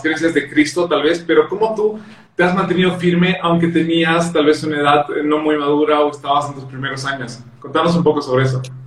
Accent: Bolivia; acá de Bolivia

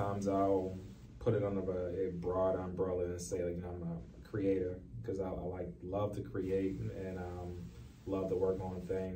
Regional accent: Baltimore, Maryland, United States; I grew up in East Baltimore, place that a lot of people call down the hill

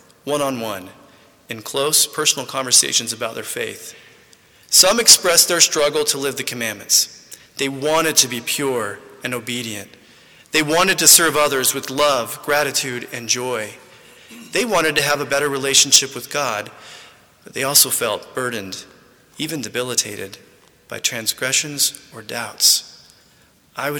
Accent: Midland, Texas, United States; moved away; also born or lived in Santa Ana, California; I was born in Santa Ana, California, but many of my growing up years were spent about 12 miles outside Midland, Texas

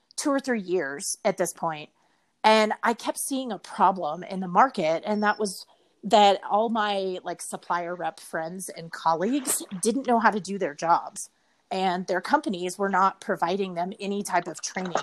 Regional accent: Richardson, Texas, United States; I grew up um, pretty much my entire life in Dallas, Texas. Actually, in Richardson, okay. to be specific, it's like a suburb um, in North Dallas

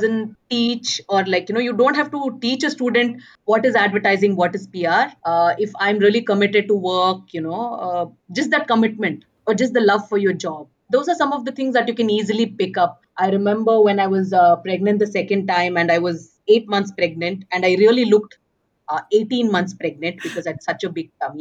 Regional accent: Bangalore, Karnataka, India; moved away as an adult; now in Manipal, India; born and brought up in Bangalore.

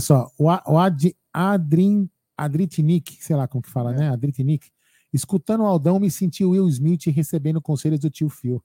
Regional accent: Brazil; como brasileiro

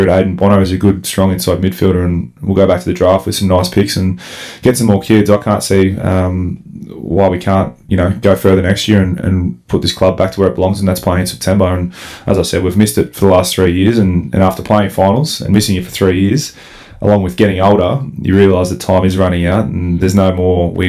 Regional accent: Melbourne, Victoria, Australia; I come from Melbourne four and a half hours up here into the bush

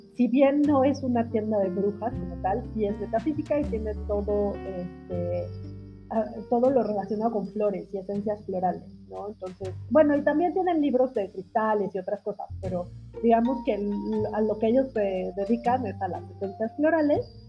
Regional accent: Mexico; en México que tenemos la tradición del altar de muertos y del Día de Muertos

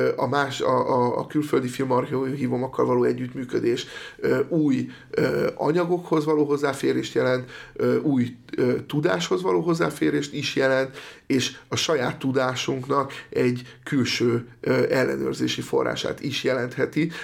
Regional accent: Eger, Heves, Hungary; én egy egri srác vagyok

